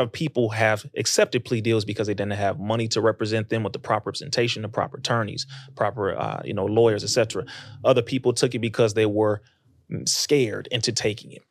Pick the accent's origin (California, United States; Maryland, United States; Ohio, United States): California, United States; Compton; I'm from Compton.